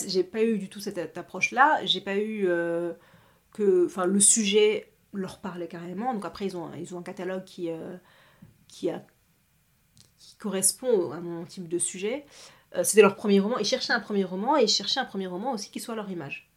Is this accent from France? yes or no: yes; France; je suis née ici, j'ai grandi ici en France